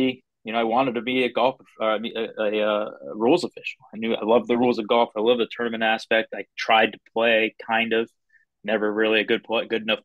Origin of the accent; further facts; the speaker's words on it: the Berkshires, Western Massachusetts, United States; moved away; also born or lived in Myrtle Beach, South Carolina; I grew up in Massachusetts. I grew up on the Western part of Massachusetts in the Berkshires